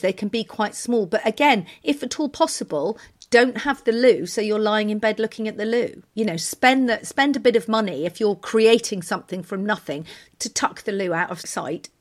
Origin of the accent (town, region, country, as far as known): United Kingdom; now in Turin, Italy